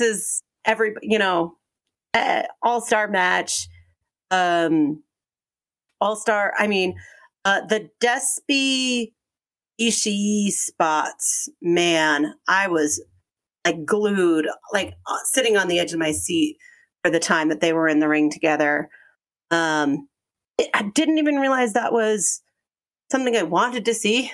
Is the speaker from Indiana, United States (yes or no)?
no; Aurora, Colorado, United States; No, Aurora, Colorado.